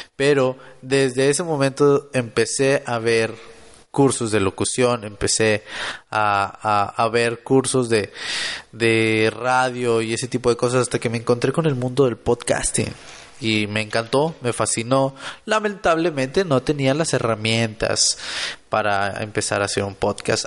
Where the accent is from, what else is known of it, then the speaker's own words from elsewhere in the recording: Monterrey, Nuevo León, Mexico; Soy de Monterrey, Nuevo León